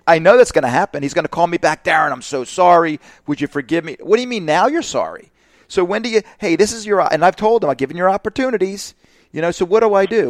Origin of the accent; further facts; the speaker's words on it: Northeast, United States; now in Florida, United States; I'm from the Northeast.